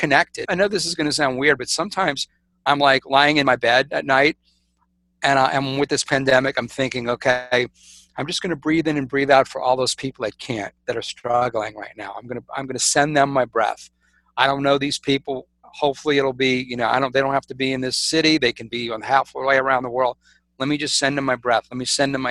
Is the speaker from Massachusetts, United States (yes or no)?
no; South Louisiana, United States; I'm really the black sheep of the family because in South Louisiana, I'm supposed to be, you know, living in a house, working in the family business